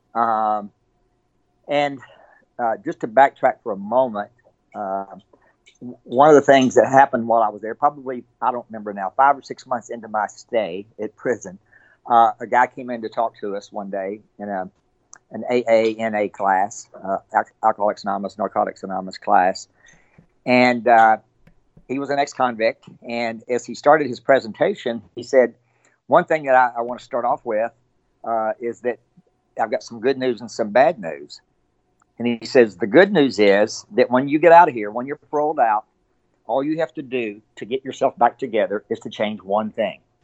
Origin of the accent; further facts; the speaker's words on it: Abilene, Texas, United States; now in Frisco, United States; I grew up in Abilene. I've lived there my entire life.